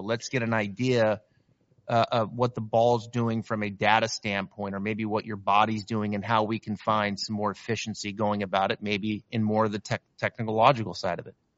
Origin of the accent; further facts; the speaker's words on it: Northwest, Pacific Northwest, United States; I'm from Northwest. I'm a I'm a Seattle diehard